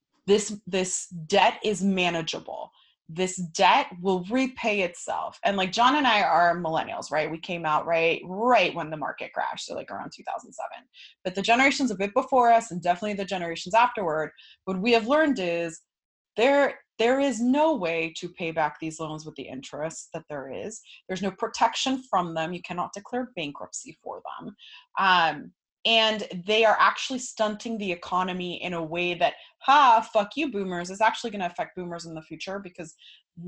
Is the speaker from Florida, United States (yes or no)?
yes; Florida, United States; I'm from Florida.